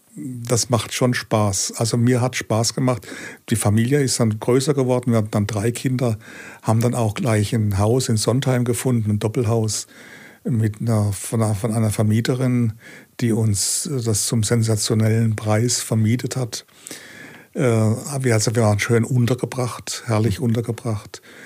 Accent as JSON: {"language": "German", "town": "Langen", "region": "Hesse", "country": "Germany", "tie": "born or raised there", "also_born_or_lived": "Seeheim-Jugenheim / Berlin", "moved": "as an adult", "said": "ich bin ja in Langen aufgewachsen, also das ist 15 äh, Kilometer von Frankfurt entfernt"}